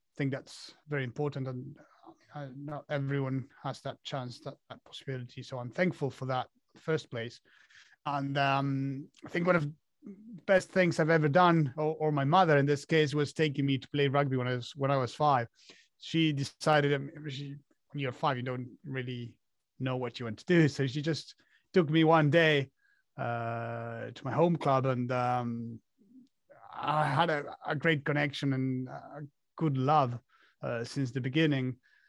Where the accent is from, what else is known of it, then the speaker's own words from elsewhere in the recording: Argentina; born there; As you said, I was born in Argentina.